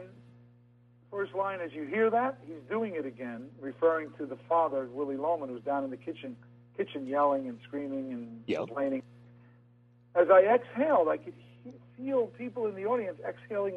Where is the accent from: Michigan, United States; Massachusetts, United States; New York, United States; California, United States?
New York, United States; accent: New York; my New York accent